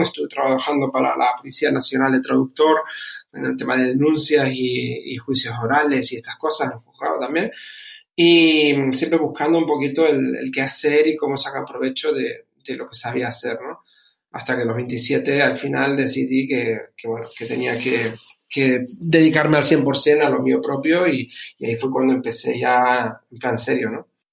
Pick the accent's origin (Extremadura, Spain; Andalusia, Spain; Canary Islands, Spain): Canary Islands, Spain; moved away as an adult; also born or lived in Germany; now in Bucharest, Romania; he criado, como dijiste, dijiste, desde los 11 en, España, concretamente en Canarias. De ahí mi, acento